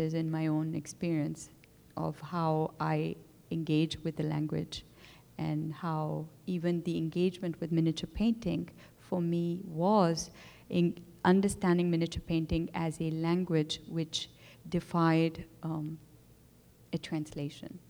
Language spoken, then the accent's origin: English; Pakistan; my own relationship to Urdu language in terms of growing up with this, in Pakistan